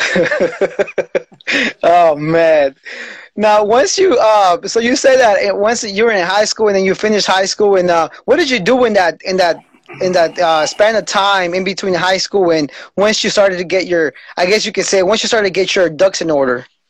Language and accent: English; Salinas, California, United States; I'm from Salinas